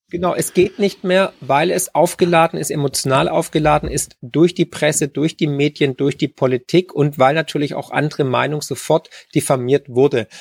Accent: Germany

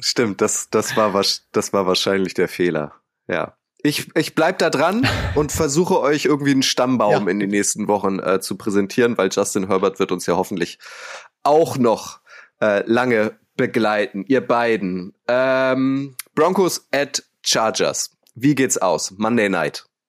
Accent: Northern Germany, Germany; Holt mich mal ab als Nordlicht

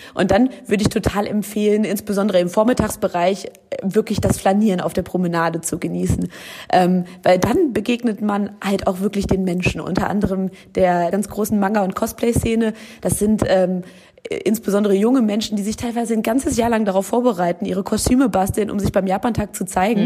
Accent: Düsseldorf, North Rhine-Westphalia, Germany; wir Düsseldorfer

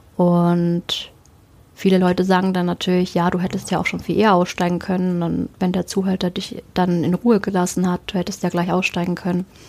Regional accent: Germany; ich bin ja Deutsche

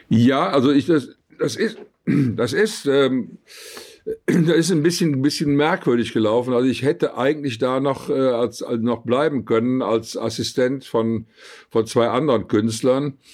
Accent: Cologne, North Rhine-Westphalia, Germany; bin ja im sechsten Jahr nach dem Krieg geboren und äh, da war Köln noch wirklich sehr, sehr zerbombt. Ich bin also in den Trümmern aufgewachsen. Wir haben in Trümmern gespielt.

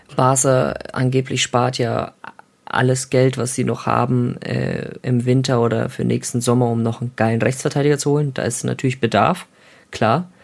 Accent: Germany; ich fühle mich auch nur in Deutschland heimisch

